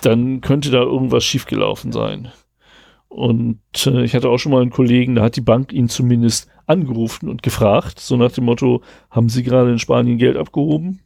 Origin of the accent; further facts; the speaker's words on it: Rastede, Lower Saxony, Germany; moved away; genau da, wo ich herkomme, in Rastede